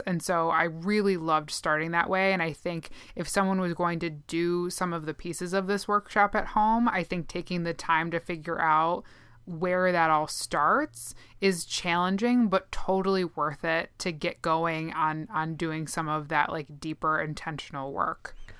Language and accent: English; Minnesota, United States; accent: Minnesotan; my Minnesotan accent